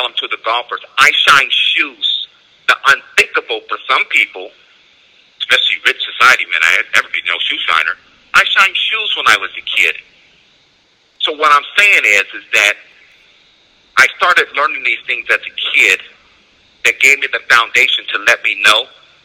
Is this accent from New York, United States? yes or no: no; San Jose, California, United States; When I was a kid, I grew up in San Jose multicultural